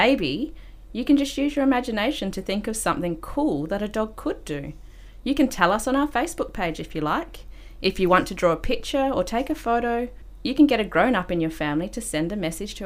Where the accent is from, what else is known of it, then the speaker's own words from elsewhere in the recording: Broome, Western Australia, Australia; also born or lived in Perth; I'm a Nyurnyur woman, but I grew up in Broome